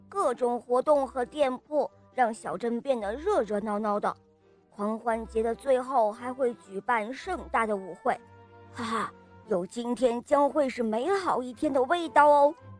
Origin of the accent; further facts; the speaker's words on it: Shenyang, Liaoning, China; 我今年四十了，我来自沈阳